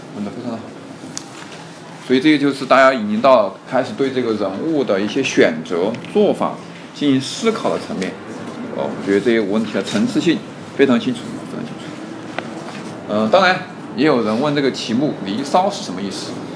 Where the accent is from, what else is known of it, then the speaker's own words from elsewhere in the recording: Sichuan, China; 我们四川也会方言吗